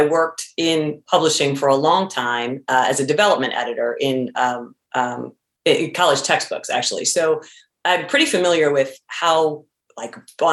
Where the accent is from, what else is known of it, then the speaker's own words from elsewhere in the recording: Tiffin, Ohio, United States; Tiffin, which is the name of my hometown